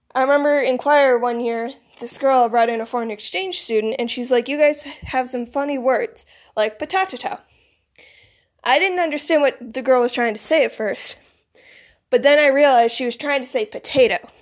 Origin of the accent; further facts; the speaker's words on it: Michigan, United States; accent: northern; also born or lived in Florida; I grew up and I was raised in the north, so I have more of a northern accent, but the southern accent is still there